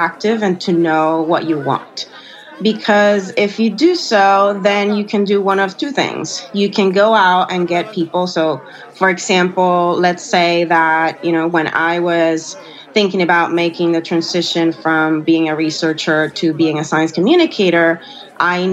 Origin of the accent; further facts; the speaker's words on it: Puerto Rico; I'm from Puerto Rico